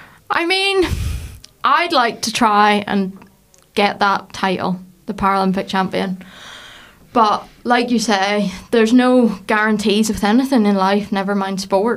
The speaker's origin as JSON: {"language": "English", "town": "Larne", "region": "Northern Ireland", "country": "United Kingdom", "said": "I'm a woman from Larne"}